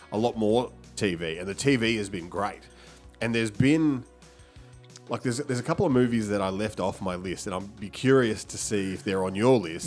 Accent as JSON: {"language": "English", "town": "Melbourne", "region": "Victoria", "country": "Australia"}